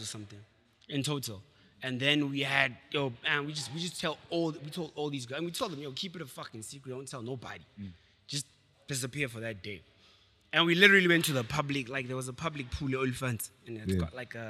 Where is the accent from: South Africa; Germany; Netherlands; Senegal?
South Africa; Clayville, Gauteng; also born or lived in Tembisa; I grew up in Clayville